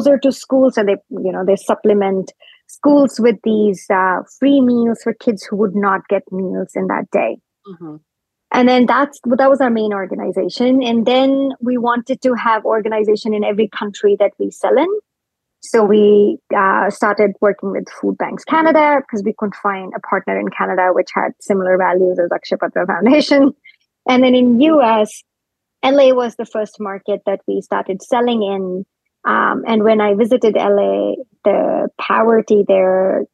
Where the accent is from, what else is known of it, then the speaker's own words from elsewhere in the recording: India; moved away as an adult; now in North America; I grew up in India, so I grew up eating fresh food every like three meals a day.